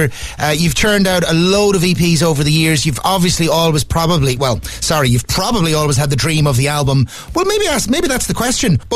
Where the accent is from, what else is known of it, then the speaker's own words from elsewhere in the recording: Dundalk, Leinster, Ireland; my hometown of Dundalk